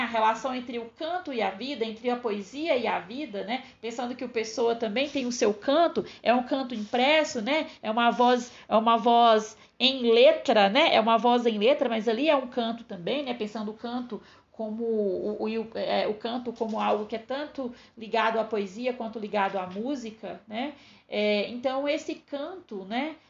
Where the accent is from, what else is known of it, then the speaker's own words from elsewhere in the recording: Northeast Region, Brazil; Eu, que sou nordestina